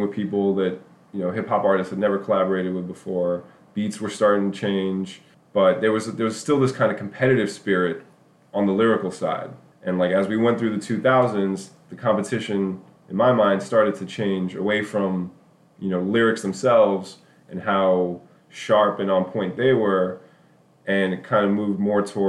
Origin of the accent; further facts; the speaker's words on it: New York City, New York, United States; moved away; I was a little white boy growing up in Midtown Manhattan, you know, in the early 90s